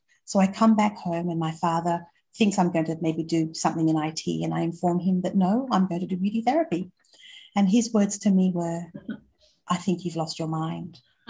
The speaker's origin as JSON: {"language": "English", "country": "Australia", "tie": "born there", "said": "I was born in Australia, and I'll add that to my story shortly"}